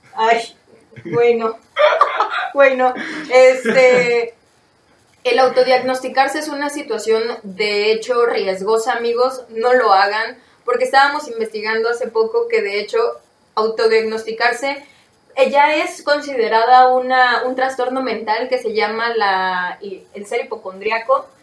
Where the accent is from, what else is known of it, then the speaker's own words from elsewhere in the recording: Mexico; soy mexicano